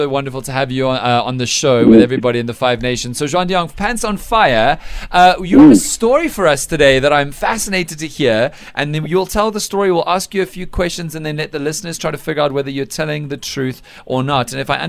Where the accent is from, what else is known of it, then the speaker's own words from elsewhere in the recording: Cape Town, Western Cape, South Africa; I'm from Cape Town, and I'm obviously also a massive fan of the Springboks, as we are all contractually bound as South Africans to be